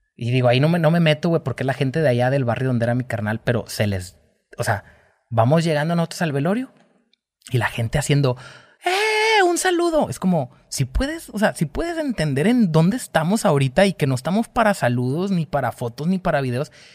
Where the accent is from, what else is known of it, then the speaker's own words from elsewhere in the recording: Mexico; pues soy mexicano, esa es mi bandera